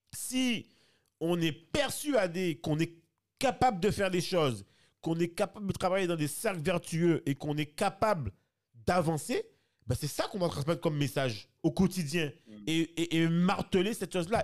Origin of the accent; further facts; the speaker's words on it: France; moved away as an adult; on a grandi en France